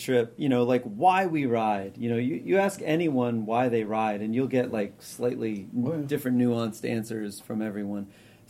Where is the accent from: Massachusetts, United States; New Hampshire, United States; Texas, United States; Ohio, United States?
New Hampshire, United States; because I am originally from New England. I'm from New Hampshire.